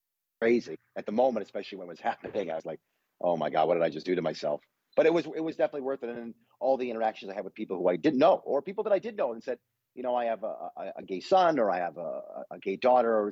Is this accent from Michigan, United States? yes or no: yes; Detroit, Michigan, United States; I grew up in Detroit